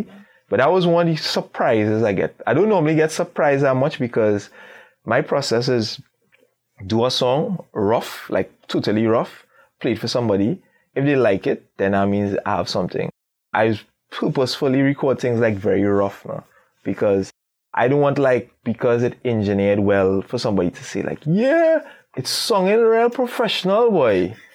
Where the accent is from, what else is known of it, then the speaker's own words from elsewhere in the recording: Trinidad & Tobago; how we would flow on a beat as a Trini artist